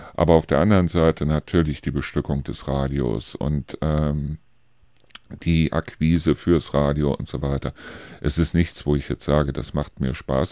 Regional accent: Germany; hier bei uns in Deutschland

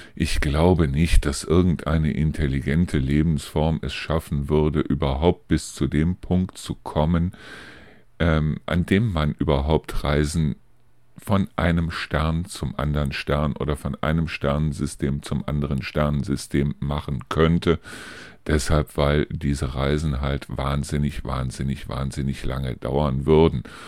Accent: Germany; hier bei uns in Deutschland

